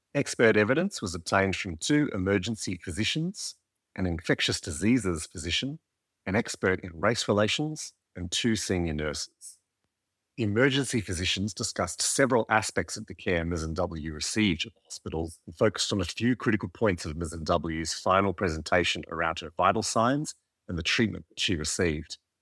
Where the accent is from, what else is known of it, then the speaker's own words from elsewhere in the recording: Birpai country, mid-north coast of New South Wales, Australia; I'm a Koori man born and raised on Birrapie country on the mid-north coast of New South Wales, with Darug ancestry on my mother's side.